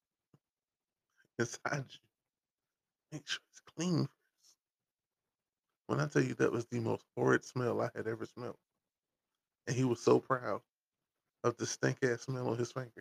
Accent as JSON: {"language": "English", "town": "Rowland", "region": "North Carolina", "country": "United States", "tie": "born or raised there", "said": "Roland is the town. Robinson County is the county"}